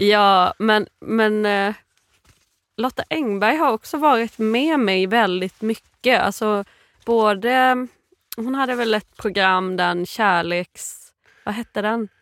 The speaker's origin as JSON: {"language": "Swedish", "town": "Virserum", "region": "Kalmar County", "country": "Sweden", "tie": "born or raised there", "said": "Jag är eh, uppvuxen i Virserum i Småland."}